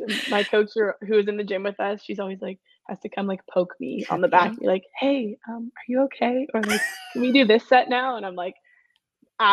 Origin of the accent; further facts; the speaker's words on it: West Vancouver, British Columbia, Canada; now in Whistler, Canada; I grew up in West